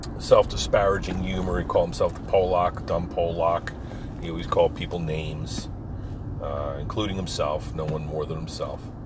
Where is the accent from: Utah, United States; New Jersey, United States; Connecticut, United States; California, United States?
New Jersey, United States; Pine Barrens; our gang growing up in the Pine Barrens together, you know, surfing down LBI, terrorizing the shore